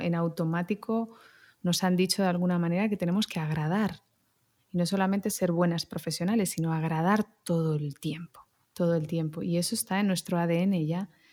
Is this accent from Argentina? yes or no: no; Barcelona, Catalonia, Spain; moved away; also born or lived in Madrid, Spain / Melbourne, Australia; Yo soy nacida en Barcelona y luego Madrid y bueno, un poquito Melbourne